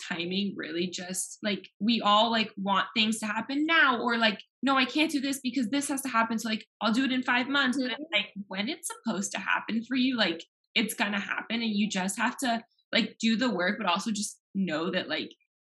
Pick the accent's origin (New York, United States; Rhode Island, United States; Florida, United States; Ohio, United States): Florida, United States; Miami; moved away as an adult; now in Knoxville, United States; I'm from Miami